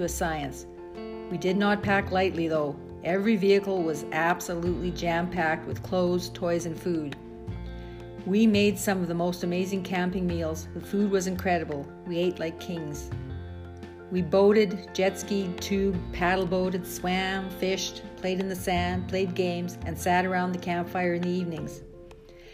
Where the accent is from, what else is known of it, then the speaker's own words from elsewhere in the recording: Canadian Prairies, Canada; growing up on the Canadian prairies